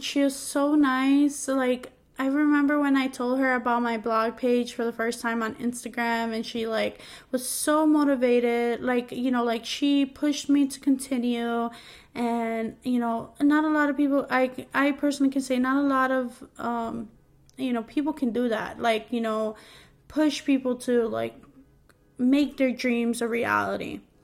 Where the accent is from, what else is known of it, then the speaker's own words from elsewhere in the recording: New York, United States; moved away as an adult; now in New Jersey, United States; I'm from New York and we pronounce stuff weirdly